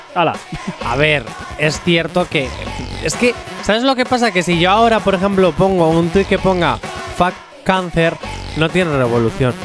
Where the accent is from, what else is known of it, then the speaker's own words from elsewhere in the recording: Basque Country, Spain; soy vasco